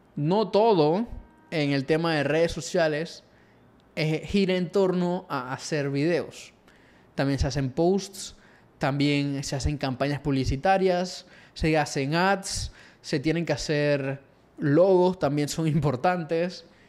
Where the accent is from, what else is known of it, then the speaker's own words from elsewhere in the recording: Panama; acá en Latinoamérica o Panamá, de donde soy yo